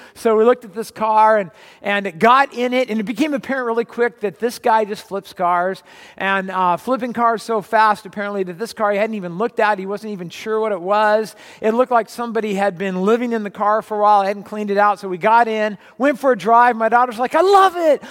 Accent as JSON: {"language": "English", "region": "California", "country": "United States", "tie": "born or raised there", "said": "Where I grew up in California, we had, uh, red clay"}